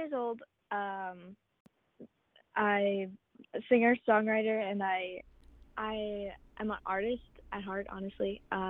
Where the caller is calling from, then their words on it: New York, United States; Home reservation of Wakusetsnet, right on the border of Canada and America, New York and Ontario.